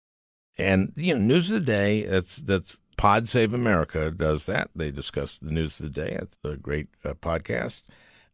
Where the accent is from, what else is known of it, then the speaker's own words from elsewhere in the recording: Minneapolis, Minnesota, United States; As a Minnesotan, as a Minneapolitan